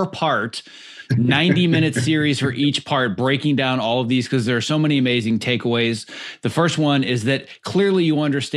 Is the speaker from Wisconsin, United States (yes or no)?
yes; Wisconsin, United States; I also grew up on a farm in the Midwest